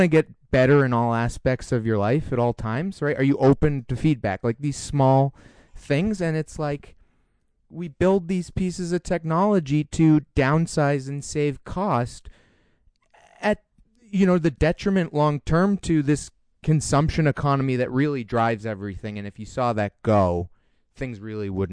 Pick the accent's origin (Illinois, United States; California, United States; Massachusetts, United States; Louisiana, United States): Massachusetts, United States; Newton; I grew up in Newton, Massachusetts